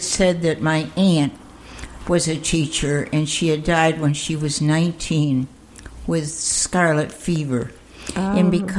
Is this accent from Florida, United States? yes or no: no; Amsterdam, New York, United States; moved away; also born or lived in Altamont; I was born in Amsterdam.